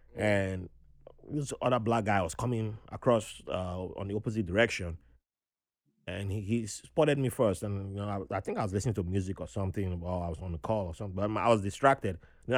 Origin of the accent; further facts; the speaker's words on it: Nigeria; born there; I said, I was born in Nigeria, but American.